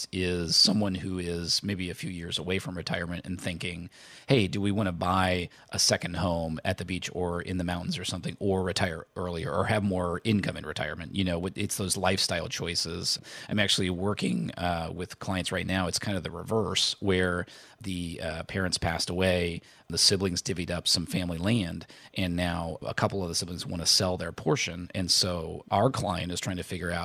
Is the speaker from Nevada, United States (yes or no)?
no; Indiana, United States; so I grew up in Indiana. We were not close to a real beach. The beach was Lake Michigan.